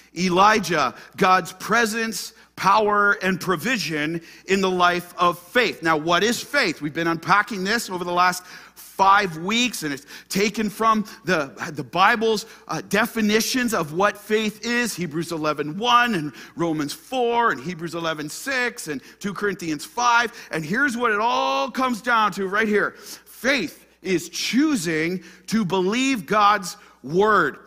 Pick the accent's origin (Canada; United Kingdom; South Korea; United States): Canada; Ottawa, Ontario; I'm just from Ottawa, Ontario, Canada